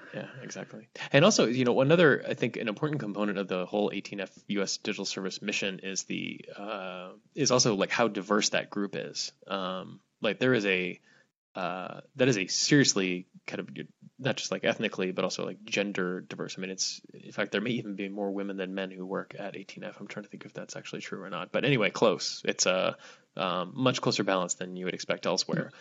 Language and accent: English; Hawaii, United States; moved away; my home state